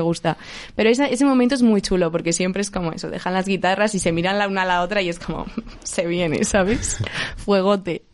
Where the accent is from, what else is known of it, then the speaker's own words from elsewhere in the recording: Elda, Valencian Community, Spain; mi casa en Elda, que yo soy de Elda de Alicante